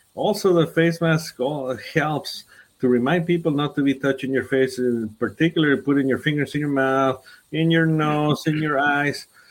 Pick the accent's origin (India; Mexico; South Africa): Mexico; Ciudad Juárez, Chihuahua; moved away as an adult; also born or lived in Anthony; now in El Paso, United States; I grew up in Juarez. Uh, I did my medical school also in Juarez, and then I came to do my specialty in pediatrics here in El Paso.